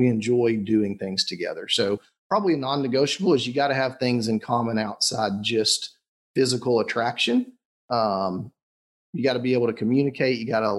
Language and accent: English; the South, United States; I'm from the South. My family, my mom specifically, is the quintessential, you know, Southern woman.